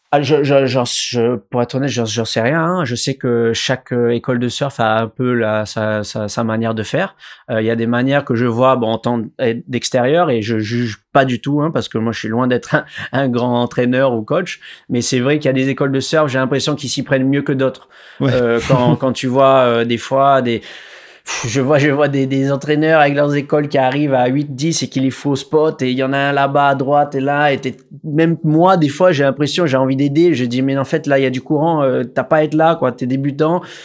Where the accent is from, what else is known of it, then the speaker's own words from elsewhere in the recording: Réunion; Alors, je suis né à La Réunion. Euh, donc j'ai la chance de grandir euh, à une rue derrière euh, la plage de Canot